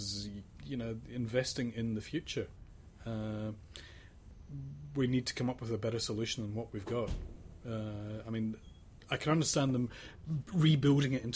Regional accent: Sydney, New South Wales, Australia; I'm from Sydney

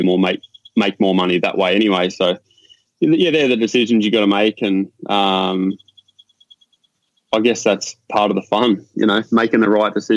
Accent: Warrnambool, Victoria, Australia; born or raised there; moved away as an adult; now in Virginia Beach, United States

